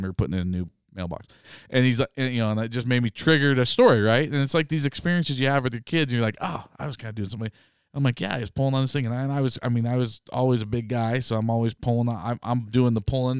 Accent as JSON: {"language": "English", "region": "North Idaho", "country": "United States", "tie": "born or raised there", "said": "growing up in North Idaho"}